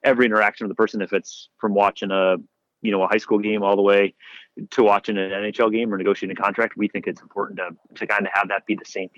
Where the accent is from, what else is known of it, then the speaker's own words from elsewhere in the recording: Rochester, New York, United States; I grew up in Rochester, New York